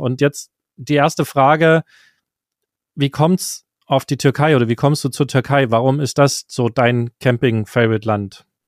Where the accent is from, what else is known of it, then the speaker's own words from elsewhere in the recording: Germany; unser deutsches Gehirn